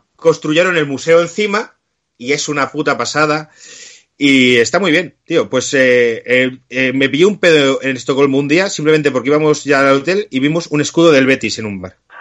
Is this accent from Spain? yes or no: yes; Spain; somos españoles